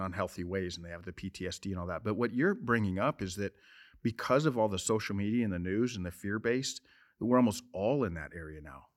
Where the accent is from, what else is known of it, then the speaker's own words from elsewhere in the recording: Montana, United States; I'm from Montana